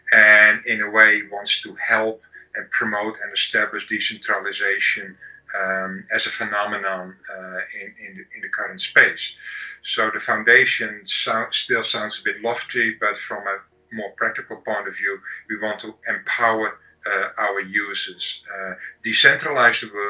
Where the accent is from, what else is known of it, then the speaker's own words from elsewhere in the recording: Amsterdam, North Holland, Netherlands; I'm from Amsterdam in the Netherlands